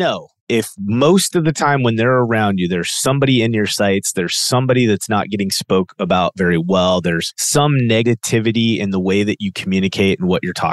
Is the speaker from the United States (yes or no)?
yes; United States